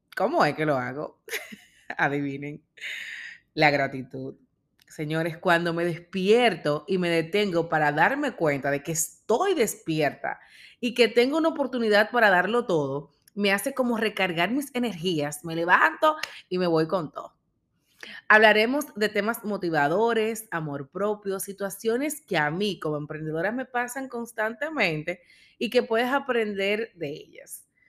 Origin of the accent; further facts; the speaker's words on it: Dominican Republic; Soy dominicana, coach de vida y liderazgo.